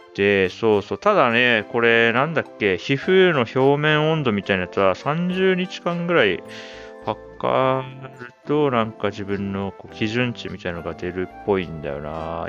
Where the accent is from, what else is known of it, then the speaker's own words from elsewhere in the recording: Hokkaido, Japan; 日本人相手だと僕は北海道出身ですって言うけど